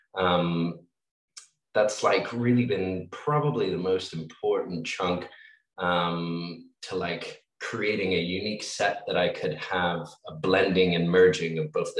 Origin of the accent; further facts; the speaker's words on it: Australia; growing up in Australia